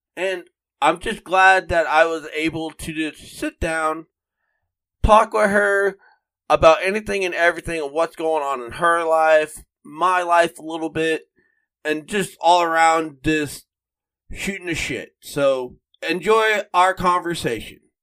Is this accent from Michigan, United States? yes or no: no; Florida, United States; moved away; my home state of Florida